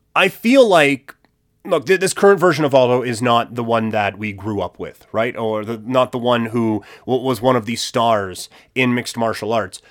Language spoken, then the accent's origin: English; Saskatchewan, Canada; I grew up in Saskatchewan